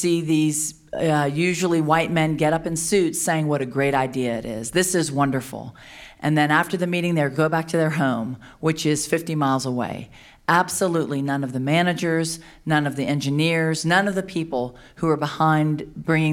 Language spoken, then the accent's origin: English; Louisiana, United States; I'm from Louisiana